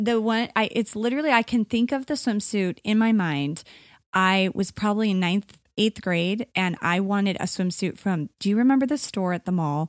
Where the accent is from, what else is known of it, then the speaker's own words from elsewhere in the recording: Arizona, United States; Well, growing up in Arizona, like, swimsuits and pool is life here.